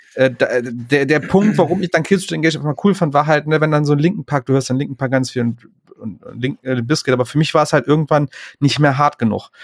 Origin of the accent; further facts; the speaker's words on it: Aachen, North Rhine-Westphalia, Germany; moved away; aus meiner Heimatstadt aus Aachen